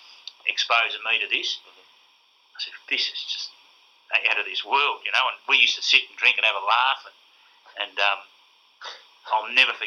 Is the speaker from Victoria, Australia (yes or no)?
yes; Nunawading, Victoria, Australia; I'm a kid from Nunawading